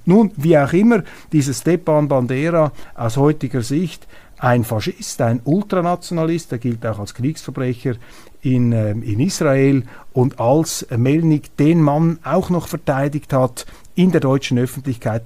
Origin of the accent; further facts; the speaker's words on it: Switzerland; als Schweizer